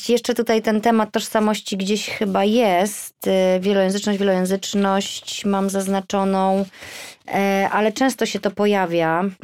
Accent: Poland; now in London, United Kingdom; I ja z Polski, mąż z Irlandii, mieszkamy w Londynie.

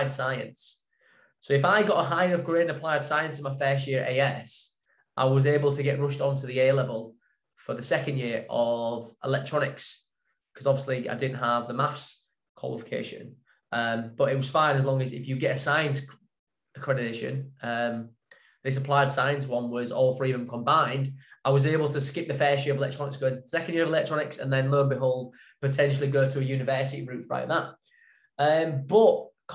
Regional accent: Hedon, Yorkshire and the Humber, United Kingdom; also born or lived in Ottringham / York / Hull; we moved from Heddon to Otteringham

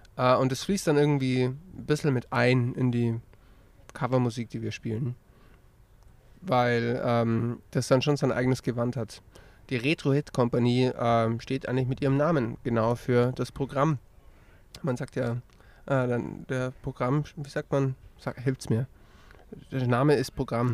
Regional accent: Lützelburg, Bavaria, Germany; now in Augsburg, Germany; ursprünglich aus Lützelburg

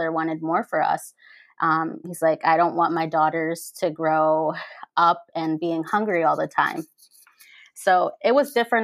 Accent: Pennsylvania, United States; also born or lived in Mexico; I was raised in Pennsylvania. I was brought to the United States when I was 6 months old

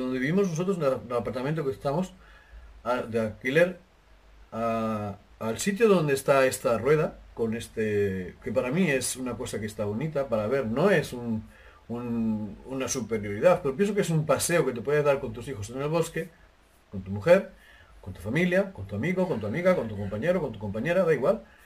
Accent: Jaraíz de la Vera, Extremadura, Spain; moved away; mi pueblo se llama Jarez de la Vera en España

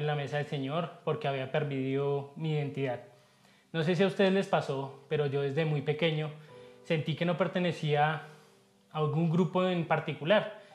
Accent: Colombia; mi esposa y yo vivimos en Bogotá, sí, somos colombianos

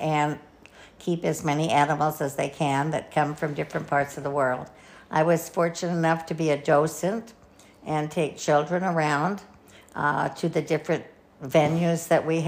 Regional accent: San Pedro, California, United States; my parents moved back to our little town of San Pedro when I was in the 10th grade

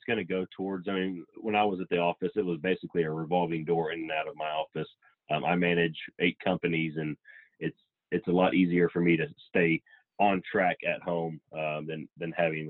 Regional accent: Texas, United States; obviously we're from Texas

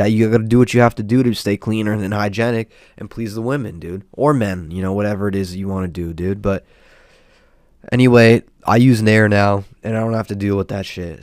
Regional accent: Southern California, United States; I'm from SoCal and, uh, born and raised over here

